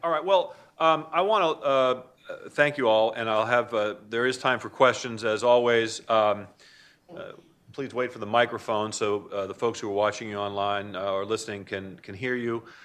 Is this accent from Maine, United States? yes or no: yes; Maine, United States; I'm from Maine.